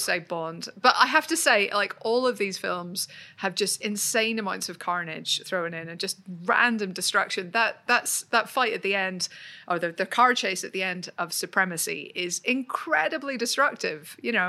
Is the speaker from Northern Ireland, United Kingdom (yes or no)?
yes; Northern Ireland, United Kingdom; moved away; I'm Northern Irish.